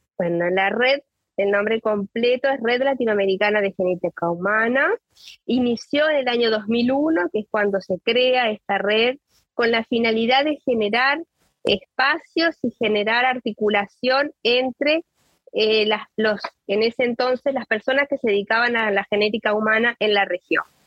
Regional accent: Uruguay; soy de Uruguay

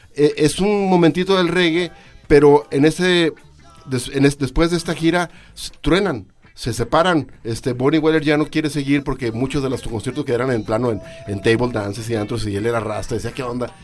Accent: Mexico; soy blanquito, soy mexicano

